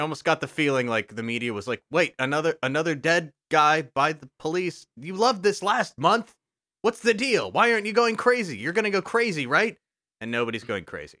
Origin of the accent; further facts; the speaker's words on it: Texas, United States; moved away; I recently went back to Texas, my home state